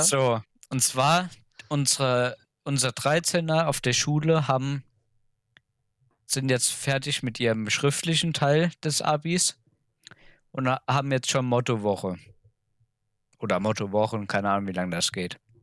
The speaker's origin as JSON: {"language": "German", "country": "Germany", "said": "bei uns in Deutschland"}